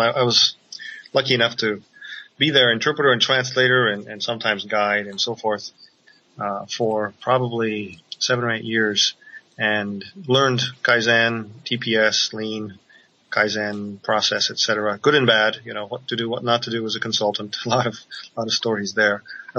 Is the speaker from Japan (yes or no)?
yes; Japan; Being born and raised in Japan, I was given the gift of being able to speak, read, and write Japanese as well as English.